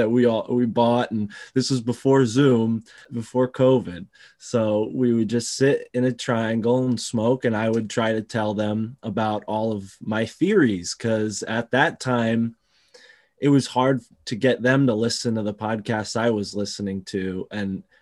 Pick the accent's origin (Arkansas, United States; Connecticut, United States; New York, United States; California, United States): Connecticut, United States; I am born in Connecticut